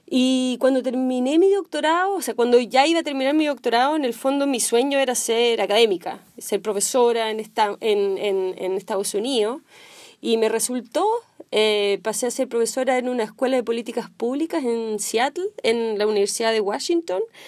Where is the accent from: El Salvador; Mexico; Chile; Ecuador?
Chile; moved away as an adult; now in Silicon Valley, United States; Yo soy chilena, nací en Chile